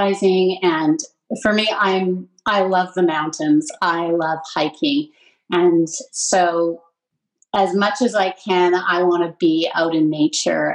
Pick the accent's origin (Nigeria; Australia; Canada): Canada; Lower Mainland, British Columbia; I grew up in the Lower Mainland. I was really lucky to grow up here.